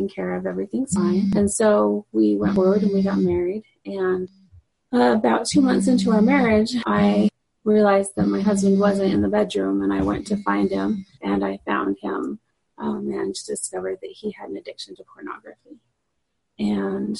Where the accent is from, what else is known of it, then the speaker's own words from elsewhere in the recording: Utah, United States; also born or lived in Guatemala; I grew up originally in Utah